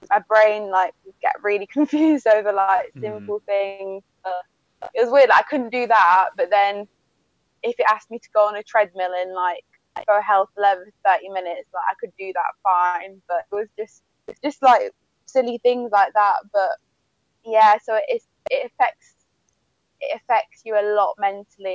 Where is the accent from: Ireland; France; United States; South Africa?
France; moved away; also born or lived in Bolton, England; I was born in England, and then from the age of, I was about 18 months, we decided to move to France.